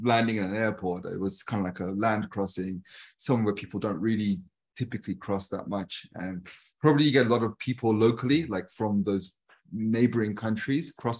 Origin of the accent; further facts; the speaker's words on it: United Kingdom; I'm British and people are like, but you're brown